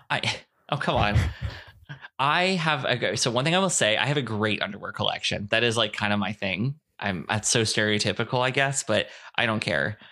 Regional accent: Fort Myers, Florida, United States; born or raised there; also born or lived in Lima, Ohio; now in Texas, United States

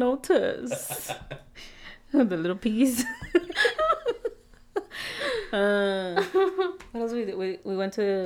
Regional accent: Mexico; I'm Mexican

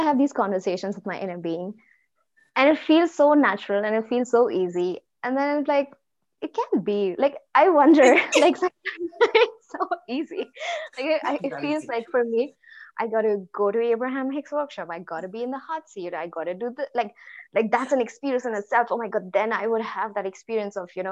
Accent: India; I'm from India

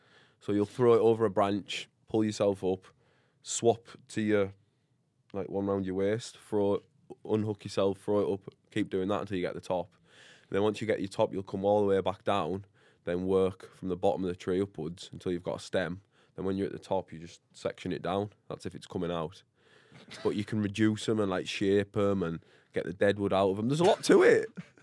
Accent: Middlesbrough, North East England, United Kingdom; I don't know where that is. Northeast of England.

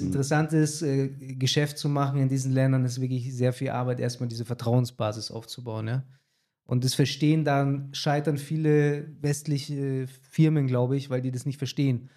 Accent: Germany; also born or lived in Latin America; wir Deutschen

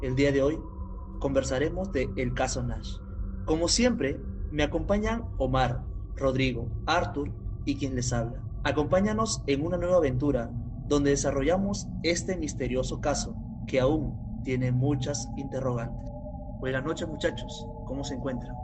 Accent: Peru; nosotros somos peruanos

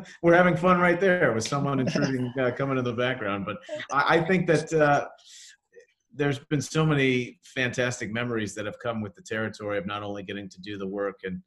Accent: Cleveland, Ohio, United States; growing up in Cleveland

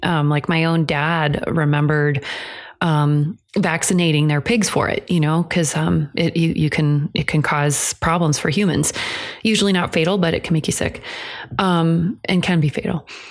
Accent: Iowa, United States; which is what I grew up in in Iowa

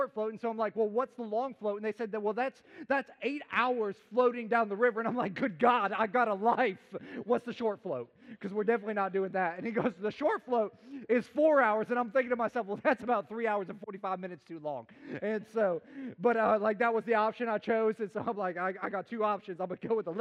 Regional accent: Chicago, Illinois, United States; I grew up in the concrete jungle of America. I'm from Chicagoland area

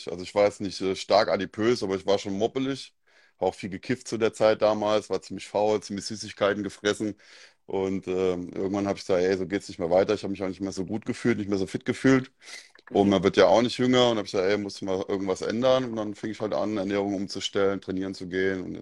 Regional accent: Mainz, Rhineland-Palatinate, Germany; Ich komme aus Mainz, aus der Nähe von Mainz. Ich bin Mensa Bub. Hört man vielleicht auch am Dialekt.

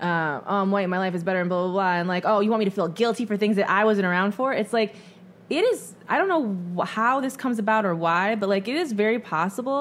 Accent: small town of Michigan, United States; born or raised there; moved away as an adult

